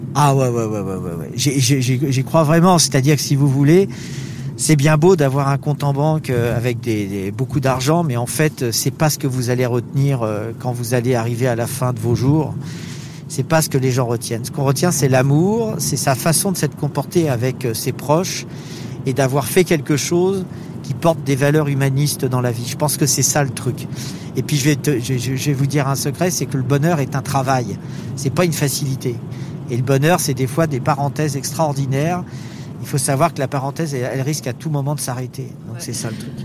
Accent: France; on est français

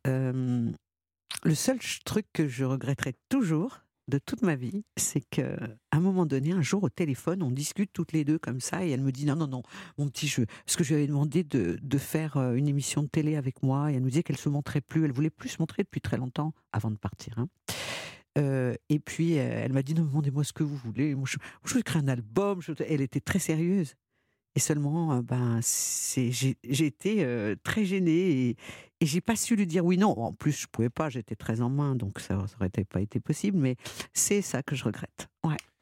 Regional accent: Lyon, Auvergne-Rhône-Alpes, France; quand on est enfant, quand on est lyonnais

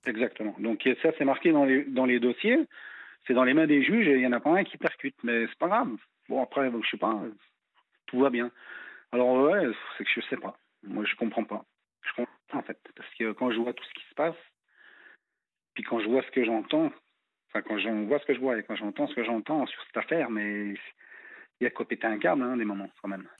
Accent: France

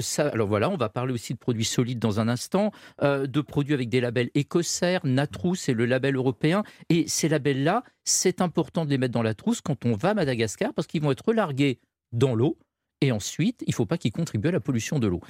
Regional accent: France; nous, en tant que Français

